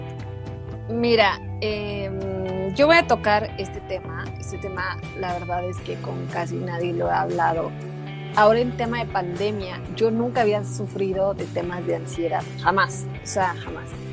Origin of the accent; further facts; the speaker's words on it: Veracruz, Mexico; soy, jarocha, entonces se me sale